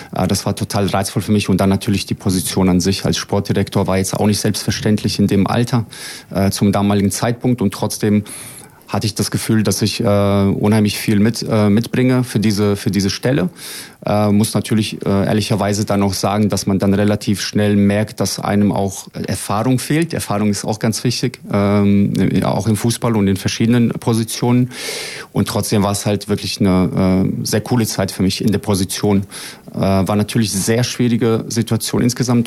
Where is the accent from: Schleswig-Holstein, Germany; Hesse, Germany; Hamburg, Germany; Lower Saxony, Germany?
Hesse, Germany; Frankfurt; also born or lived in Bosnia and Herzegovina; now in Braunschweig, Germany; als ich nach Deutschland kam mit sieben Jahren. Ähm, habe mich dann durchaus tatsächlich auch äh, hochgespielt, sage ich mal, bis zum äh, NLZ vom FSV Frankfurt. Das ist der zweitgrößte Verein in, in Frankfurt, wo ich aufgewachsen bin